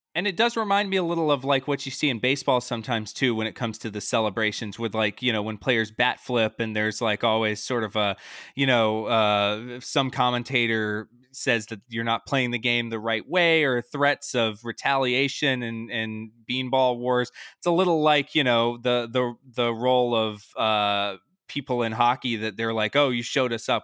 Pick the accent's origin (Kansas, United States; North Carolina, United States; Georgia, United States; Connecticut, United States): Georgia, United States; Atlanta; I grew up in Atlanta, Georgia